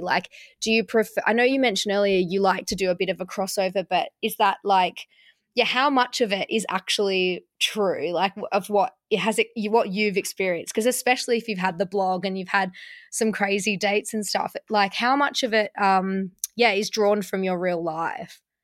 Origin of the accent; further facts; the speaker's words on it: Melbourne, Victoria, Australia; I'm from Melbourne